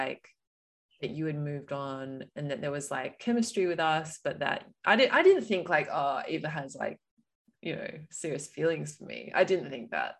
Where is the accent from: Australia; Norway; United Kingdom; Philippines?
Australia; Perth, Western Australia; moved away; also born or lived in Melbourne; we're both from Perth, Western Australia, just FYI everyone. So my family's in Perth